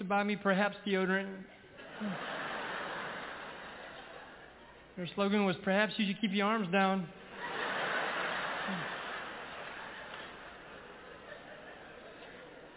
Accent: Ragland, Alabama, United States; born or raised there

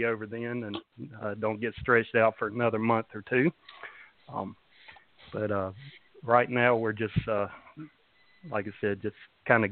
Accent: Statesboro, Georgia, United States; I was born and raised in Statesboro, Georgia

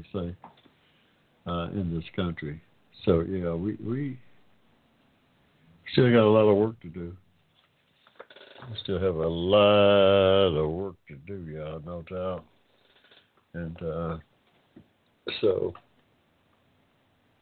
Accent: United States; I'm an American of African descent

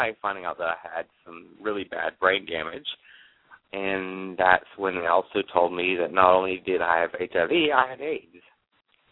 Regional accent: Jacksonville, Florida, United States; also born or lived in Atlanta, Georgia; I grew up here in Jacksonville, Florida. I lived in Atlanta for 8 years

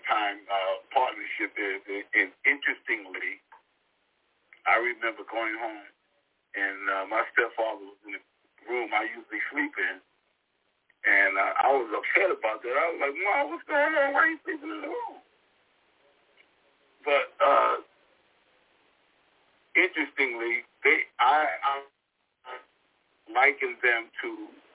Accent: New York City, New York, United States; I grew up in Brooklyn, Brownsville

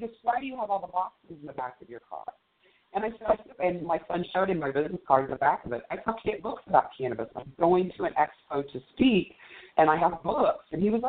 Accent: Colorado, United States; Of course it does. I'm from Colorado. I reek of it.

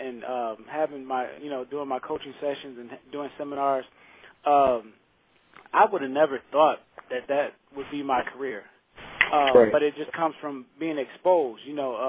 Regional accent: Saginaw, Michigan, United States; now in Nashville, United States; I come from Saginaw, Michigan, and it's a really a small town, an impoverished city, and I kind of struggled along, not living my dream, just kind of being like everyone else, and going through the ups and downs of life, and then I moved here to Nashville, Tennessee, where I currently reside.

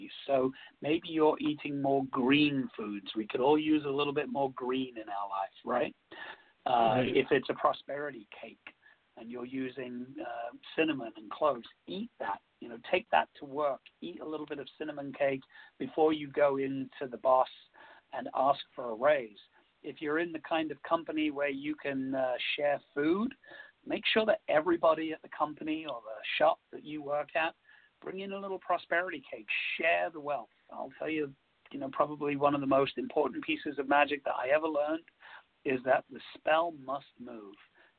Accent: England, United Kingdom; you know, I am English, and there are some traditional English foods that I still love to eat.

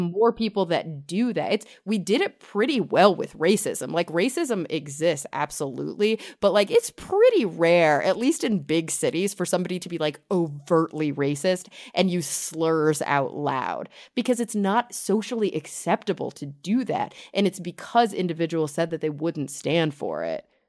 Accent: Texas, United States; I grew up in in Texas in the suburbs

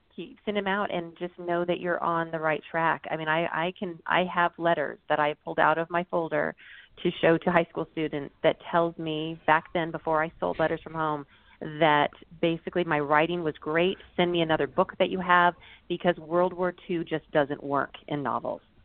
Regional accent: United States; growing up you know he didn't even want us to speak japanese didn't want to teach right. us that until later in life because he was so proud of us being american

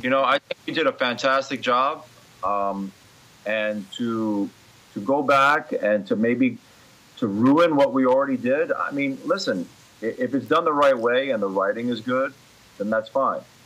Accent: New York City, New York, United States; also born or lived in Brooklyn, New York / Ridgewood, Queens; I was born uh, in Brooklyn, but raised in Queens

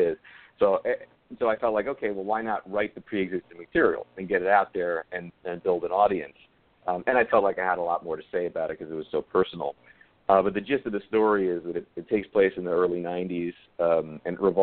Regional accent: Yonkers, New York, United States; Yonkers, New York, where I'm from. It's my hometown.

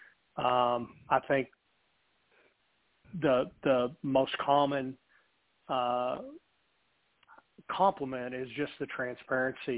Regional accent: Hobbs, New Mexico, United States; I'm from Hobbs, America, born and raised.

